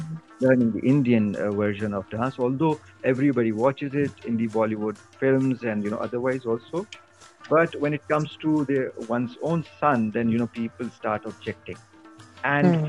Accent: Kohat, Khyber Pakhtunkhwa, Pakistan; moved away; also born or lived in Islamabad; I was born in KP in Khyber Pakhtunkhwa in Kohat district, and I'm basically from the Tehri region of Kohat division

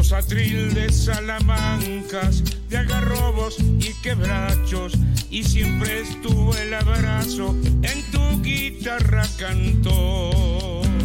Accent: Buenos Aires Province, Argentina; mi pueblo, querido, provincia de Buenos Aires

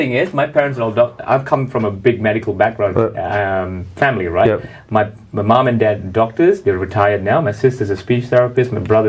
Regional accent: Malaysia; We have this system in Malaysia called a pre-university.

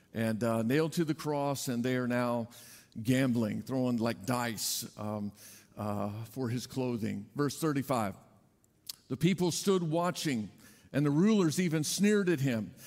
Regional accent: Indiana, United States; moved away; I grew up in Indiana

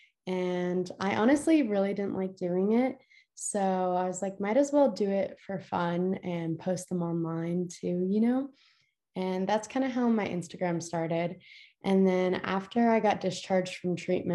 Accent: Colorado, United States; I'm from Colorado and I'm 17

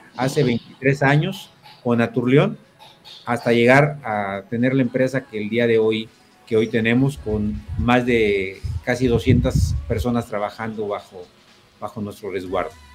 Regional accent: Mirandillas, Jalisco, Mexico; also born or lived in Puerto Vallarta / Guadalajara; yo soy originario de un pueblo muy cerca de ahí de Puerto Vallarta, César, como tú sabes, soy de Mirandillas, Jalisco

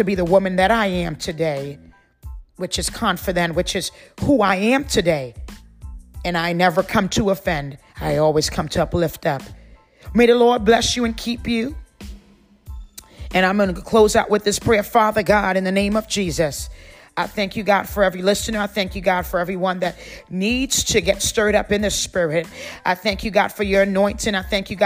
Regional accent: Trinidad & Tobago; moved away; we grew up, you know, in the Caribbean islands. I came to this country 34 years ago. My whole family is Trinidadian. We are West Indian.

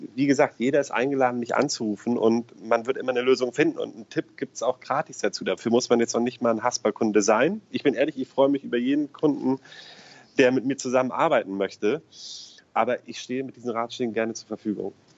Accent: Eutin, Schleswig-Holstein, Germany; also born or lived in Hamburg; ich ja gebürtig Eutiner bin. Und ich hoffe, mich verurteilt jetzt keiner, dass ich Schleswig-Holsteiner bin

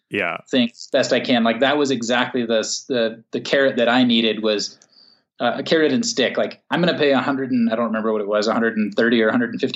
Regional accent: Texas, United States; moved away as an adult; I grew up in Texas, right? So there's Spanish all around me, but I started studying in seventh grade through high school.

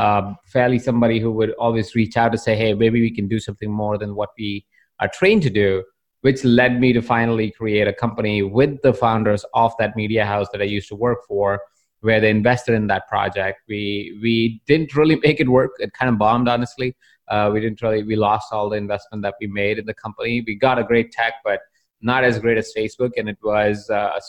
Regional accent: Jaipur, Rajasthan, India; I was born in the small town of Jaipur in India about several years ago

